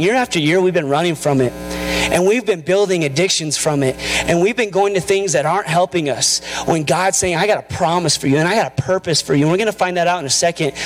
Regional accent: Albuquerque, New Mexico, United States; I'm from Albuquerque.

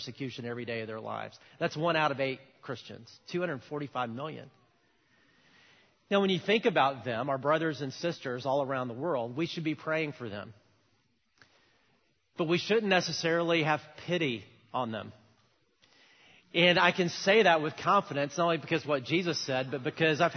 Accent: United States; as an American 18-year-old

